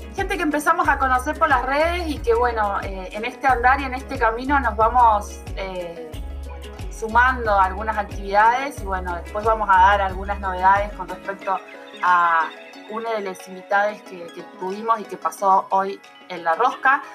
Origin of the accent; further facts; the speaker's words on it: Argentina; como los argentinos